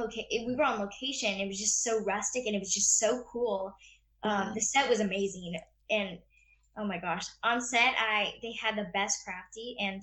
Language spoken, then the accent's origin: English; the South, United States; accent: Southern; it's just kind of something that I like to like throw around a little bit with my Southern accent.